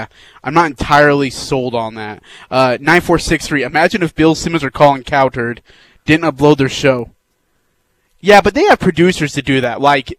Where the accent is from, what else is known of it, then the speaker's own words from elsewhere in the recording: India; moved away; I'm from India.